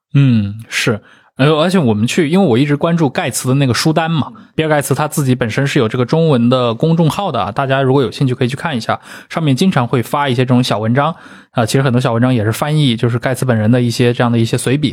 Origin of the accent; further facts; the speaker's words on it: China; 我们作为中国人